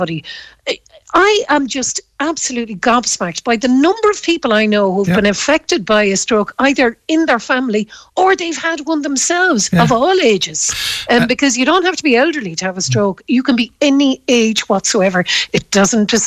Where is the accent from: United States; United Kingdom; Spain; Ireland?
Ireland; Galway, Connacht; when I was growing up in Galway